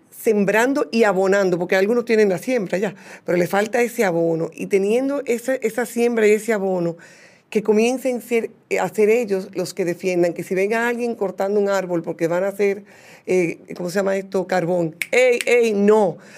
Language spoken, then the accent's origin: Spanish; Cibao, Dominican Republic; a veces no nos damos cuenta como dominicanos que mi Cibao también es grande, mi frontera también es grande.